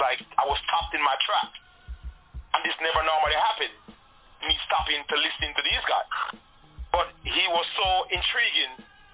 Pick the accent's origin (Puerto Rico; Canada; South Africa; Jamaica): Jamaica; my community in Jamaica.